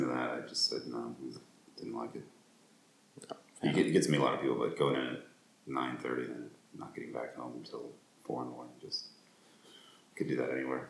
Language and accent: English; United States; moved away as an adult; now in Rome, Italy; I moved back to the States